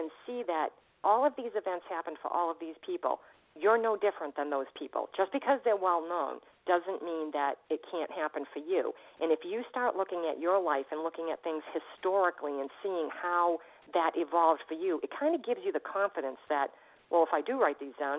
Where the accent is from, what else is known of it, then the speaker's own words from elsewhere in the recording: Boston, Massachusetts, United States; I'm from Boston.